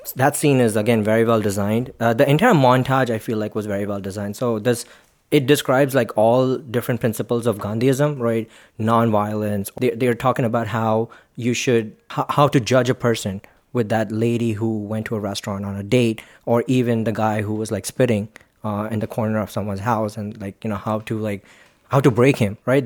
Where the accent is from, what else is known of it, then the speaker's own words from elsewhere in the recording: Mumbai, Maharashtra, India; I am from Mumbai